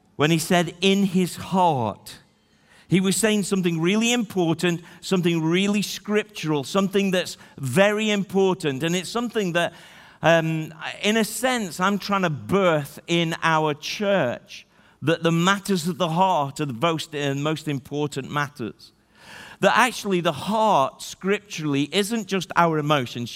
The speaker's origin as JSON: {"language": "English", "town": "Stoke-on-Trent", "region": "West Midlands", "country": "United Kingdom", "tie": "born or raised there", "also_born_or_lived": "Newcastle-under-Lyme", "said": "I was born in Newcastle under Lyme. She can tell you that I was born in the thirteenth largest city, Stoke-on-Trent"}